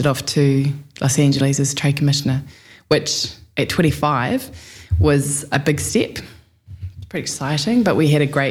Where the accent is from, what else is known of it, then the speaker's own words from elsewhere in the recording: Wellington, New Zealand; moved away as an adult; also born or lived in Lower Hutt / Auckland / United States / Petone; born and bred in Wellington